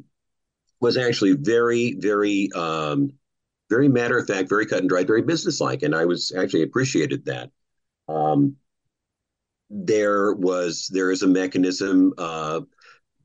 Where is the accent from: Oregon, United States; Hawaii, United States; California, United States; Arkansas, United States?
Oregon, United States; Klamath Falls; growing up in my hometown of Klamath Falls, Oregon